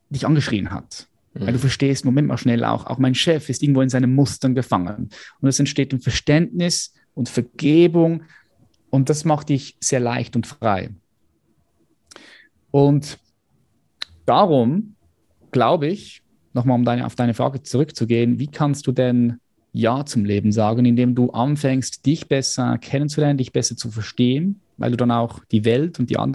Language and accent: German; Switzerland; ich bin von der Schweiz